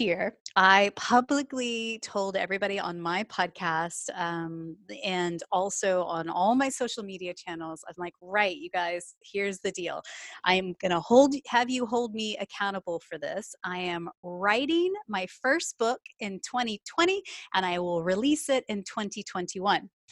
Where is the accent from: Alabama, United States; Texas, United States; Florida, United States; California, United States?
Texas, United States; moved away as an adult; now in United Kingdom; as you can tell from my accent, I'm from Texas originally, but I moved over to the U K in twenty fourteen